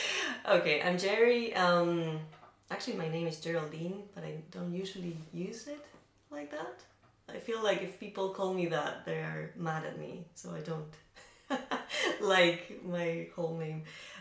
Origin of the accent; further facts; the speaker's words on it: Mendoza, Argentina; I am from Mendoza. So Mendoza, it's in the middle part of the country and a little bit to the west. So right next to the border with Chile. We have mountains.